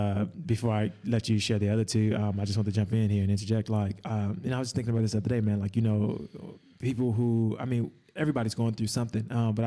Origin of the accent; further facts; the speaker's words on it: Chicago, Illinois, United States; now in Perth, Australia; whether it be here in Perth, whether it be back in my hometown of Chicago.